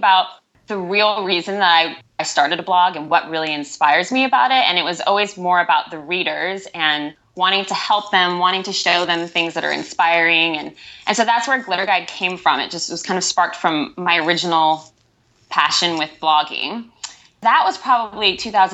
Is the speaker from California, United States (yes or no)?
yes; Northern Bay Area, Northern California, United States; I'm from the Northern Bay Area, so Northern California.